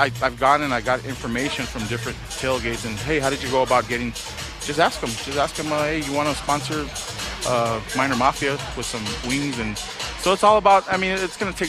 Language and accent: English; El Paso, Texas, United States